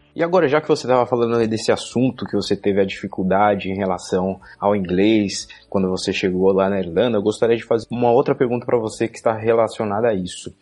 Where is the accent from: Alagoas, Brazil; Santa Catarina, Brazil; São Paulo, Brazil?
São Paulo, Brazil; also born or lived in Ireland; eu sou da cidade de São Paulo